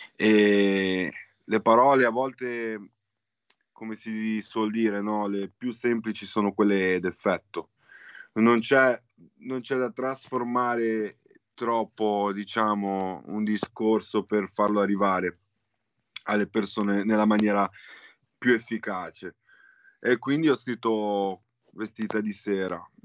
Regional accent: Genoa, Liguria, Italy; Di Genova, di Genova

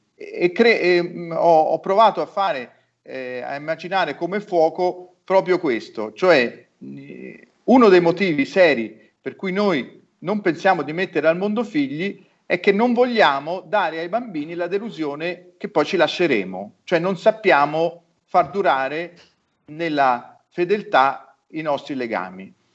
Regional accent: Florence, Tuscany, Italy; nella mia città di origine, a Firenze

